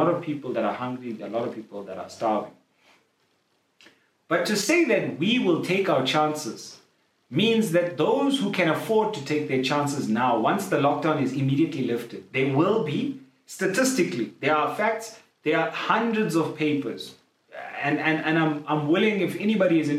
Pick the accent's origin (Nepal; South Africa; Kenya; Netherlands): South Africa; Durban, KwaZulu-Natal; moved away; back home in Durban